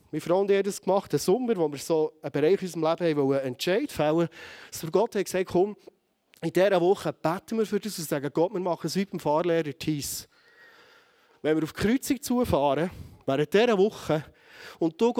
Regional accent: Bern, Switzerland; vielleicht als Berner Oberländer mit einem harten Kopf

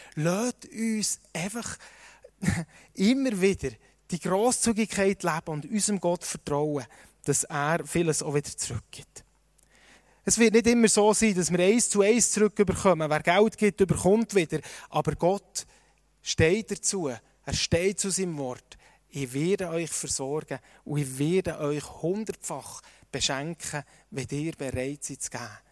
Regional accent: Switzerland; uns als Schweizer

